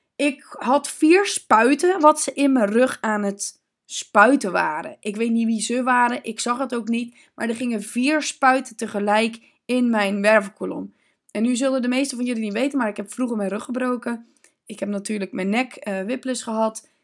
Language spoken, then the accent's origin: Dutch; Zeeland, Netherlands; Ik kom uit Zeeland. Ik ben natuurlijk geboren bij de zee.